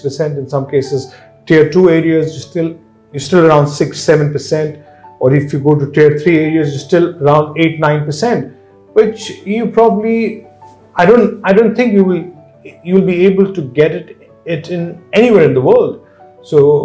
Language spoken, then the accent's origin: English; India; now in Dubai, United Arab Emirates; I come from India